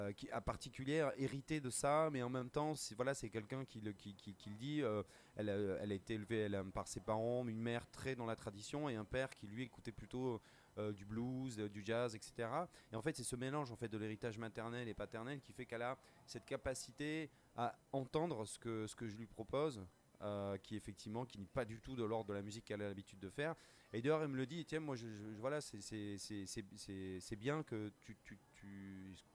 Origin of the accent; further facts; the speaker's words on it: Bordeaux, Nouvelle-Aquitaine, France; j'ai grandi à Bordeaux en, écoutant des musiciens guinéens, sénégalais